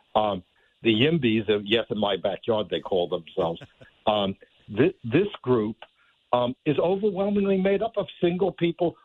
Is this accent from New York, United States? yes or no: yes; New York, United States; when I was a kid growing up in New York